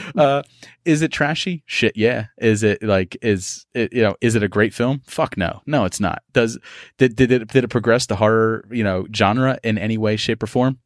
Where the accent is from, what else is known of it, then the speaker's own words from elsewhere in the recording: Philadelphia, Pennsylvania, United States; I'm from Philadelphia